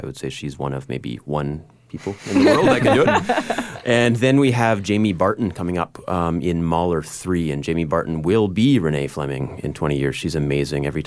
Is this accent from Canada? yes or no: yes; Prince George, British Columbia, Canada; being Canadian from Prince George